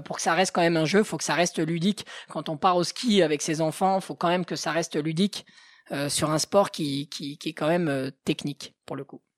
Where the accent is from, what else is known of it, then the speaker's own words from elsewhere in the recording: Haute-Savoie, Auvergne-Rhône-Alpes, France; also born or lived in Passy; Je suis de Haute-Savoie où je vis mais aussi où je travaille